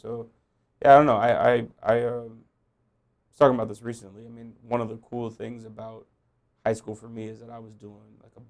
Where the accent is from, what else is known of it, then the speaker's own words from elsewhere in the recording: Los Angeles, California, United States; born there; Yeah, so I was born in Los Angeles.